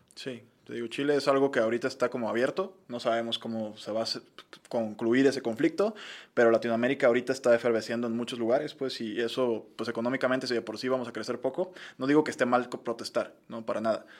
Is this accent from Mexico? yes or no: yes; Mexico; los mexicanos